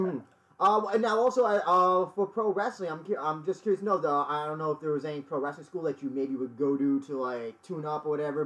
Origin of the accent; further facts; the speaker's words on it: New York, United States; I'm from New York